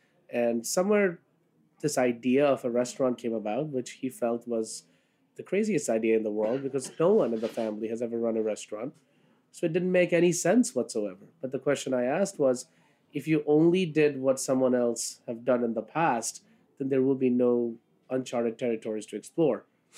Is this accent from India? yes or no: yes; Kolkata, West Bengal, India; now in New York City, United States; I was born in Calcutta. That's what it was called then. Now it's called Kolkata. And moved here in 1996. And, you know, followed a fairly traditional route of what a first-generation immigrant does.